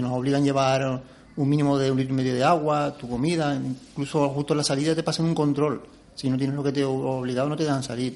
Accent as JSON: {"language": "Spanish", "area": "Tenerife", "region": "Canary Islands", "country": "Spain", "said": "en mi isla"}